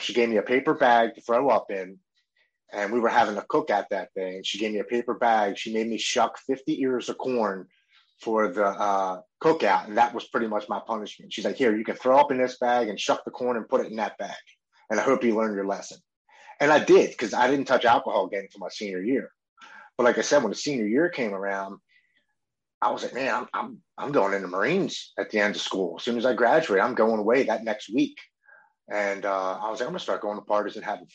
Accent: Baltimore, Maryland, United States; I grew up here in Baltimore with Brandon Novak and Bucky Lassick

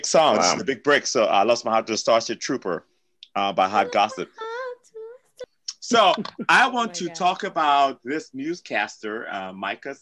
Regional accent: Cincinnati, Ohio, United States; when I was growing up in Cincinnati, I lived with the people I lived

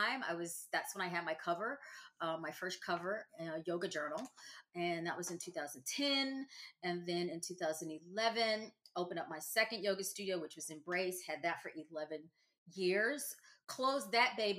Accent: Louisiana, United States; moved away as an adult; also born or lived in the South; I am now living back in my home state. I am in the boot, and I am living in New Orleans

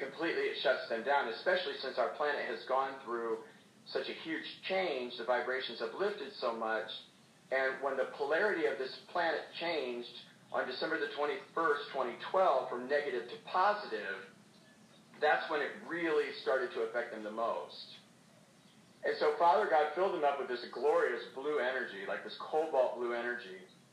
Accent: Indiana, United States; here in Indiana, which I would like to focus on because I'm from Indiana

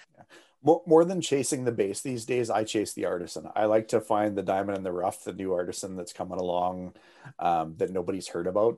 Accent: Canada; as a Canadian

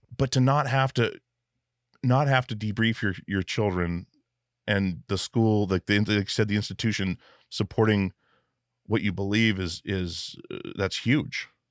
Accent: Alaska, United States; growing up in Alaska where things can kill you at any moment

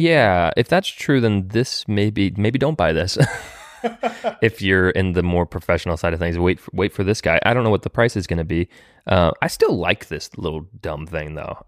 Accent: Florida, United States; also born or lived in California; now in Nashville, United States; I'm from Florida, and then I also lived in California

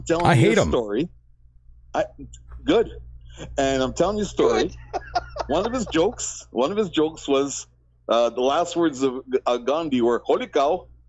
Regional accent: Winnipeg, Manitoba, Canada; moved away; also born or lived in Ontario; I'm a prairie boy. I'm originally from Winnipeg, Manitoba.

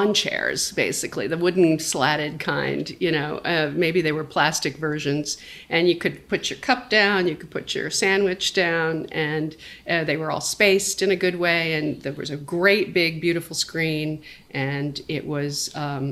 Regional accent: New York City, New York, United States; now in Los Angeles, United States; I'm a New Yorker. I started out here. I grew up in Puerto Rican Harlem on 110th Street and Columbus Avenue

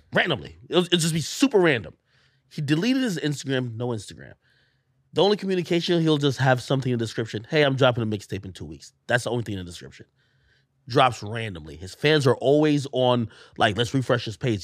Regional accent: Clarendon, Jamaica; also born or lived in Spanish Town, Jamaica / Texas, United States; now in United States; I was born in Spanish Town. We grew up in, um, uh, in Clarendon, it's Clarendon, it was a southern parish

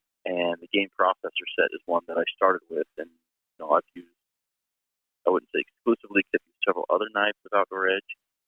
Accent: Wyoming, United States; So, born and raised in Wyoming, have been a hunter pretty much, since I could do it my whole life.

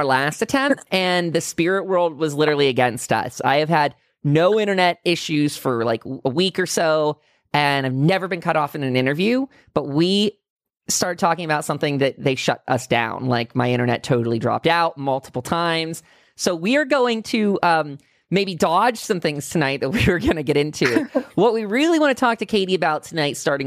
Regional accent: Pennsylvania, United States; also born or lived in California; Born and raised in Pennsylvania

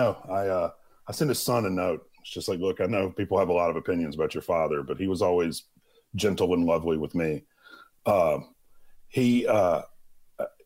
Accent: Mississippi, United States; I grew up in Mississippi

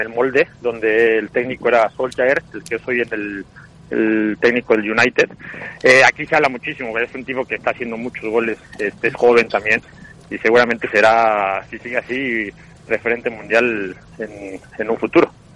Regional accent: Mexico; moved away as an adult; also born or lived in Scotland; now in Norway; nosotros tenemos una cosa buena como mexicanos

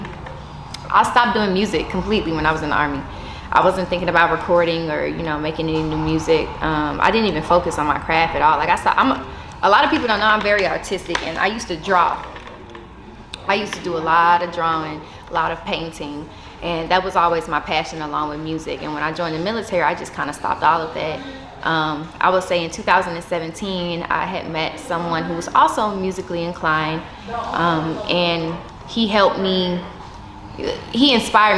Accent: San Antonio, Texas, United States; growing up in San Antonio, it's more like being involved in the step shows, the talent shows

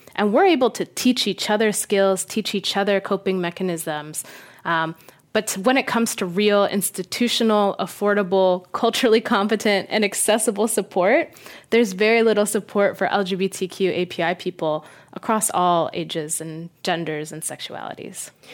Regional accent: Las Vegas, Nevada, United States; I grew up in Las Vegas

